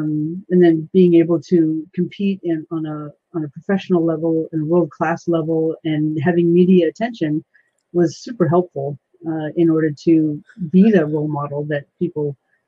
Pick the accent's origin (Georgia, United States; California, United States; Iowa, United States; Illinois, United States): California, United States; moved away as an adult; also born or lived in Missouri; now in Washington, United States; 6 months later, my family drove to California. And up until August of last year, I've been in California pretty much all my life, and I've been in Washington State now for 1 year.